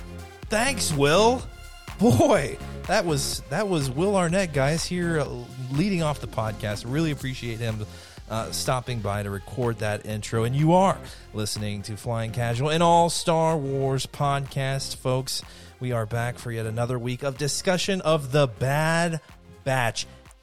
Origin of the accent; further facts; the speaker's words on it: United States; Give me affirmation that I am from the United States.